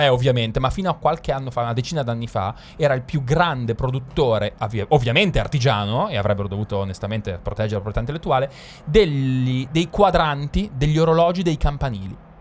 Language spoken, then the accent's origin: Italian; Milan, Lombardy, Italy; Io sono milanese